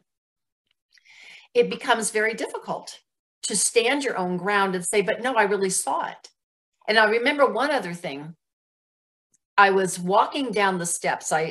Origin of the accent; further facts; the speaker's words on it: New Jersey, United States; moved away; I was raised back east in New Jersey